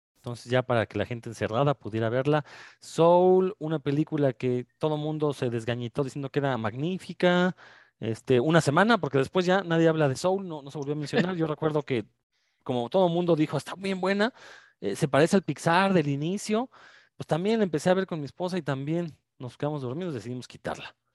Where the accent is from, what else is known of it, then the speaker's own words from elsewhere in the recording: Mexico; uno como mexicano